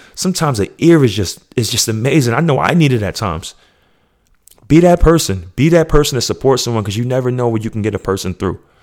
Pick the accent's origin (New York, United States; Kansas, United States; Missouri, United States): New York, United States; now in Georgia, United States; I'm still from New York